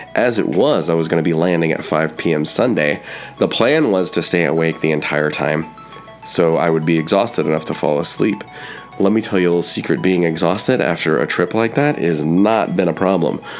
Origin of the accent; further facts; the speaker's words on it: United States